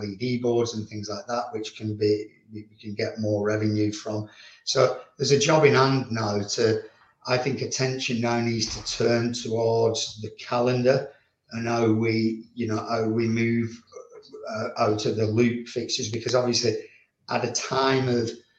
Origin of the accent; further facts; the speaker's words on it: Leigh, North West England, United Kingdom; I'm Lee through and through